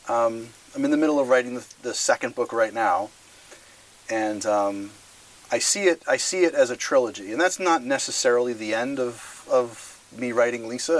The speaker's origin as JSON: {"language": "English", "region": "Massachusetts", "country": "United States", "tie": "born or raised there", "said": "I grew up in Massachusetts"}